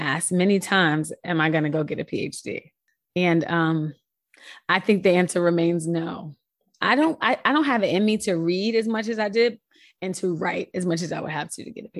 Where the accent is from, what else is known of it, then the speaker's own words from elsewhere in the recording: New York, United States; also born or lived in Philadelphia; I'm a New Yorker